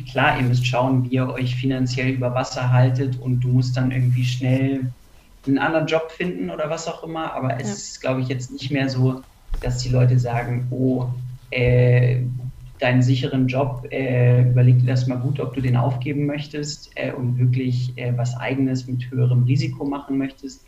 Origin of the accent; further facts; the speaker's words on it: Hanover, Lower Saxony, Germany; moved away as an adult; now in Munich, Germany; ich komme ursprünglich aus Hannover, ähm, bin auch zum Studium äh, nach München gezogen